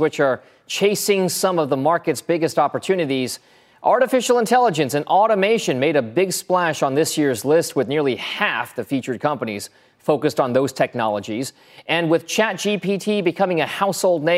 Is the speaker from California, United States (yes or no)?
yes; San Ramon, California, United States; moved away; I was born and raised in the East Bay in San Ramon, not far from where you're sitting right now.